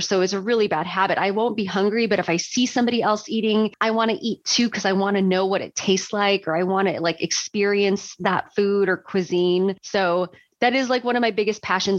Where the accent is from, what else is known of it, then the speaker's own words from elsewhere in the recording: Chicago, Illinois, United States; moved away as an adult; now in Portland, United States; I grew up in Chicago like in the Chicago suburbs and lived in Chicago most of my life